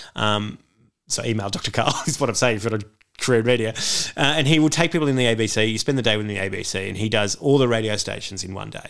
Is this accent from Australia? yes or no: yes; Sydney, New South Wales, Australia; I grew up in Beecroft in the leafy suburbs of northwest Sydney